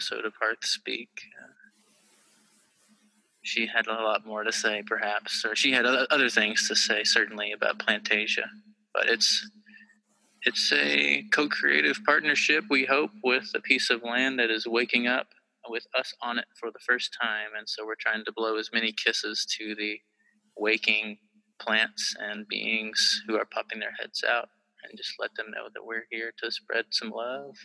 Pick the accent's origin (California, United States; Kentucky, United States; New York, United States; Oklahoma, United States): Kentucky, United States; moved away as an adult; I am from Kentucky originally